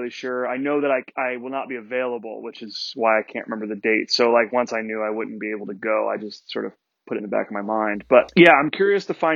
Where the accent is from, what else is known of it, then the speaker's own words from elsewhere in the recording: New Jersey, United States; I'm not from the Pine Barrens, but I am from South Jersey, like right near the Pine Barrens